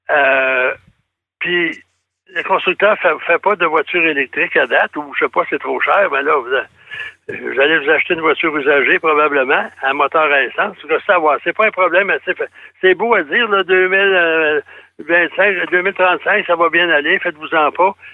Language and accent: French; Thetford Mines, Quebec, Canada; moi, je suis allé récemment à Thetford Ça faisait longtemps que je n'étais pas allé, c'est ma ville natale.